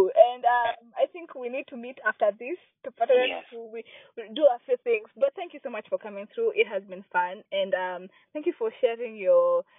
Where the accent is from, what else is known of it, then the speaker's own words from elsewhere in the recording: Kenya; I identify as African first, then Kenyan.